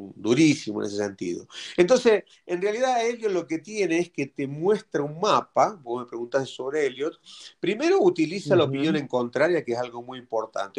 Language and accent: Spanish; Argentina; moved away; also born or lived in Mexico; yo siendo argentino